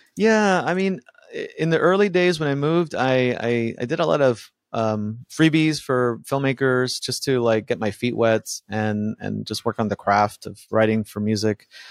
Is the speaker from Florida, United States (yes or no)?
yes; Miami, Florida, United States; English is a second language; also born or lived in Buenos Aires, Argentina; now in Los Angeles, United States; We moved to Miami and uh, grew up in that neighborhood.